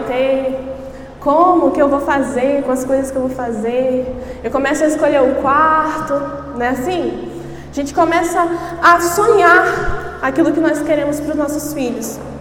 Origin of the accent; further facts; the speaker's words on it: Espírito Santo, Brazil; sou do Espírito Santo, eu e meu esposo pastoreamos lá